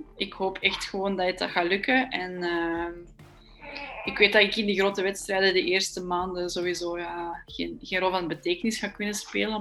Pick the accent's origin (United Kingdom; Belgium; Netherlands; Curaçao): Belgium; voor ons als Belg